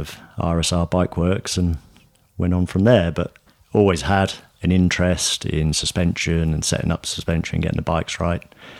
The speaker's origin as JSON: {"language": "English", "town": "Newbury", "region": "South East England", "country": "United Kingdom", "tie": "born or raised there", "said": "moved to a company in my hometown in Newbury."}